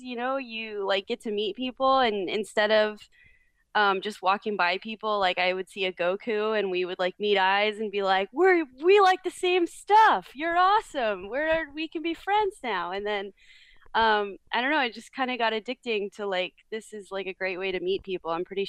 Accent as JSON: {"language": "English", "region": "Florida", "country": "United States", "tie": "born or raised there", "also_born_or_lived": "New York", "said": "I was actually born in New York. I'm from New York, I like to say, which I prefer to say because being from Florida is not as fun. but I moved to Florida when I was around six. And I lived all over Florida."}